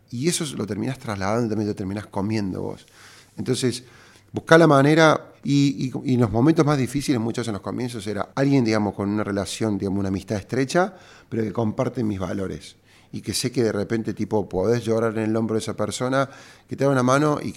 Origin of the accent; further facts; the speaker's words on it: Argentina; cuando te lleva esta marca a Argentina, a mi, a mi pueblo, a mi país, a, a mi tierra